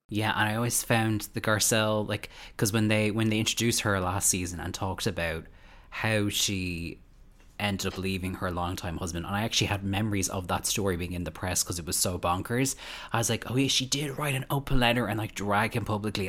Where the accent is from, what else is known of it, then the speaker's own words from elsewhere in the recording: Ireland; as an Irish person